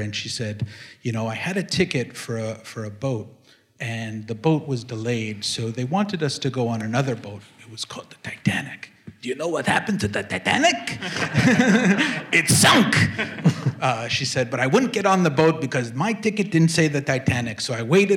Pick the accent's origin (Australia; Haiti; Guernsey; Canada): Canada; now in New York, United States; I grew up in Canada